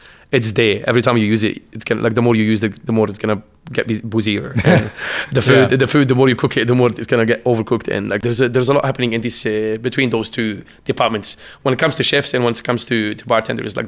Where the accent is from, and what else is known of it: Lebanon; moved away as an adult; also born or lived in Beirut; now in Canberra, Australia